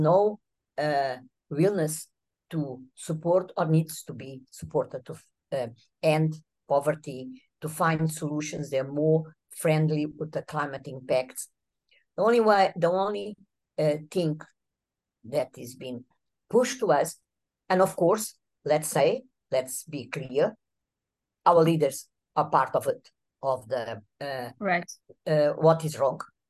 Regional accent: Mozambique; I'm an environmental justice activist for many, many years. And I'm from Mozambique

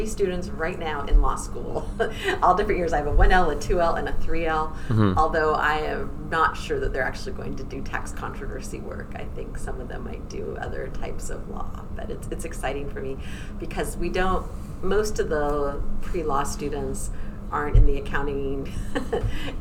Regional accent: Central Coast of California, United States; moved away as an adult; also born or lived in Washington, D.C.; I'm originally from the Central Coast of California

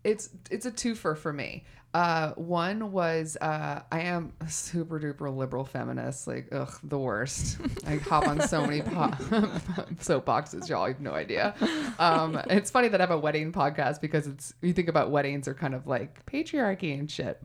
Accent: Texas, United States; I'm from Texas. Never my family's from Texas

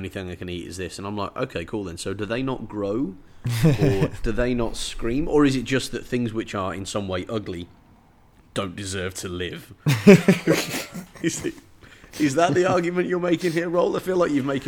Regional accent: England, United Kingdom; also born or lived in Bangladesh; I am English

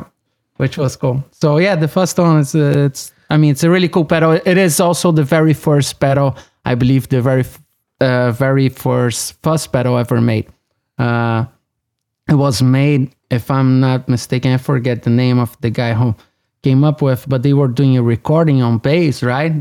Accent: São Paulo, Brazil; now in Los Angeles, United States; I was born and raised in Brazil, in São Paulo.

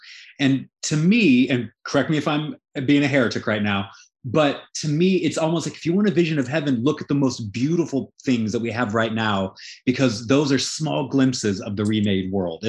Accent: Colorado, United States; I'm from Colorado, and I live in the mountains there.

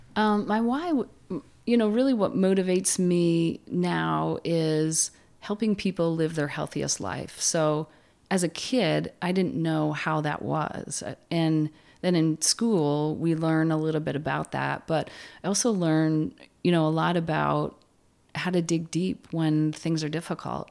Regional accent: Plattsburgh, New York, United States; I grew up in Plattsburgh with, uh, a large family of Irish Catholics

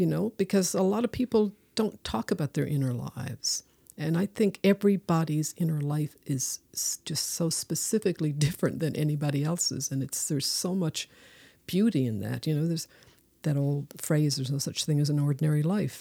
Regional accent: Newfoundland and Labrador, Canada

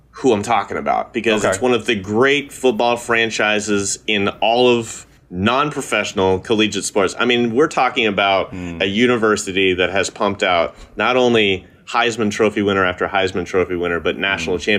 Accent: Kansas City, United States; is my hometown Kansas City Chiefs.

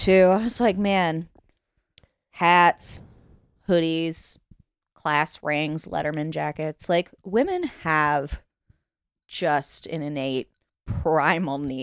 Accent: Fort Wayne, Indiana, United States; also born or lived in Burbank, Los Angeles, California; we moved here when I was 7

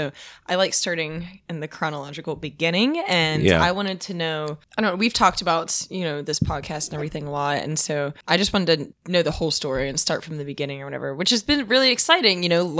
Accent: West Virginia, United States; I'm from West Virginia, so Charleston is a hubbub of...

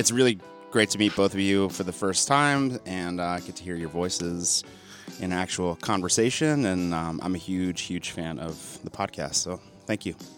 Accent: East Lansing, Michigan, United States; I grew up in around East Lansing, Michigan

